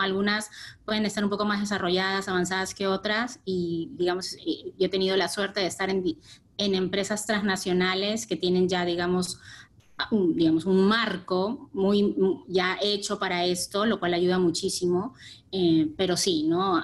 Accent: Peru; Universidad Católica de acá del Perú, yo soy peruana

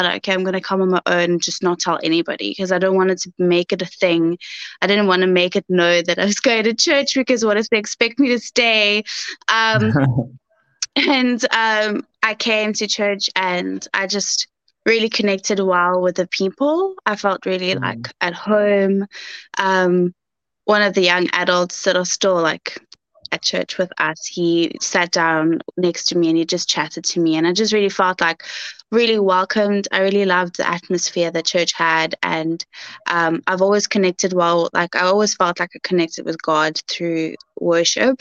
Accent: Cape Town, Western Cape, South Africa; also born or lived in Goodwood / Bredasdorp; So I'm a Cape Townian, born and bred. I was born in Mullerton Mediclinic, but I was raised in Goodwood most of my life until I went to high school, where I went to Bredasdorp

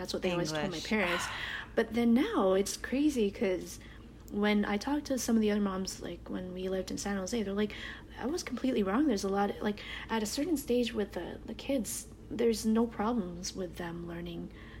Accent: Canada; accent: Canadian; moved away as an adult; also born or lived in United States; I have the Canadian accent

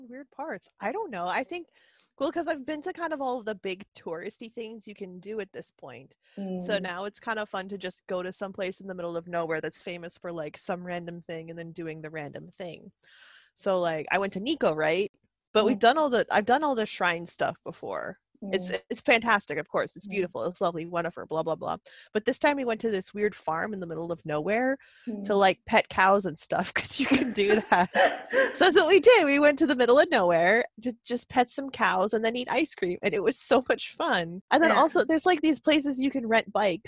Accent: United States; moved away as an adult; also born or lived in Shizuoka, Japan; now in Japan; I only ever worked for one place when I lived in the States

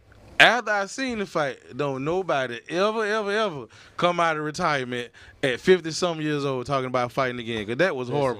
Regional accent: Belle Glade, Florida, United States; especially if you come from here, and I'm from Belgrade

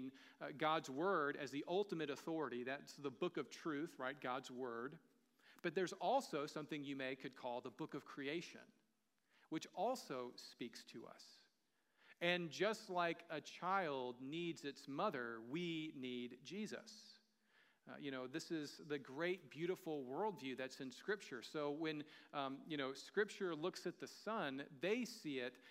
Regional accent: the American South, United States; moved away; I'm from the American South. We don't grow vineyards where I'm from. You know, we grew tobacco a lot

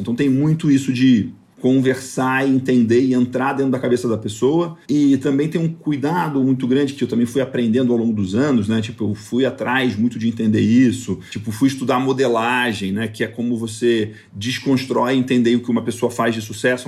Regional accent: northern Goiás, Brazil; moved away; also born or lived in Rio de Janeiro; o meu pai trabalhava numa fazenda da família no norte de Goiás. E desde pequeno, quando eu nasci, eu fui morar na fazenda

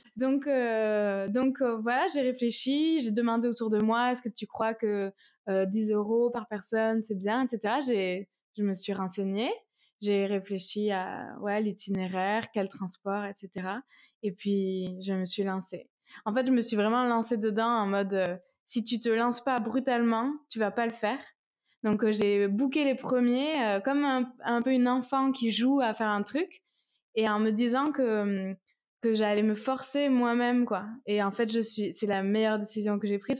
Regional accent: Toulouse, Occitania, France; Je suis de Toulouse.

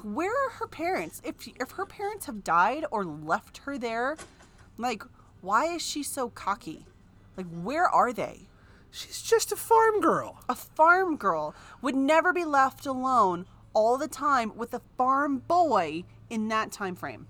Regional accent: California, United States; I grew up in California

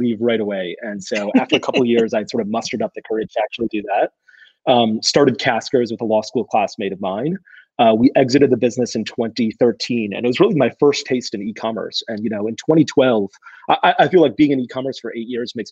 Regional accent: Florida, United States; also born or lived in Pakistan / New York City; Grew up in Florida in a family full of a bunch of entrepreneurs.

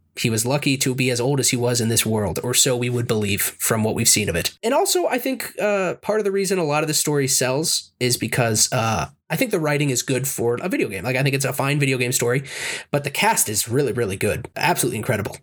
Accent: United States; I'm an American

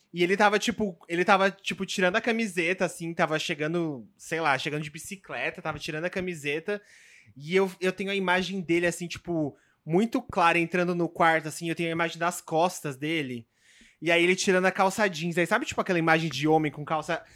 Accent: São Paulo, Brazil; moved away; eu nasci em São Paulo, mas eu, tipo, morava no interior com a minha, com a minha mãe

